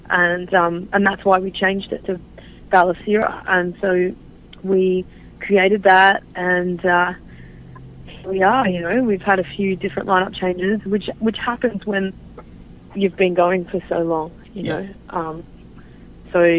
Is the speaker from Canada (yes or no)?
no; Australia; moved away as an adult; now in United States; we're half Australian and half American